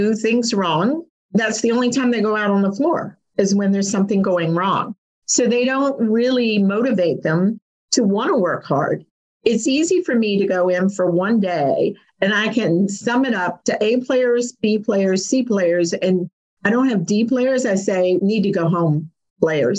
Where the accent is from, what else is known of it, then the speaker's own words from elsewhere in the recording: Kentucky, United States; I'm from Kentucky.